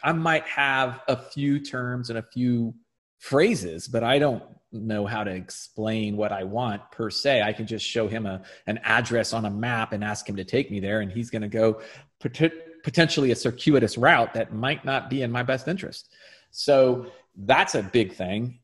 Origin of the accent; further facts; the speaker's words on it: United States; as an American